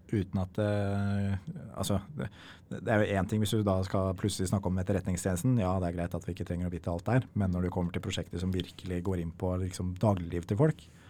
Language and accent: Norwegian; Norway; vi i Norge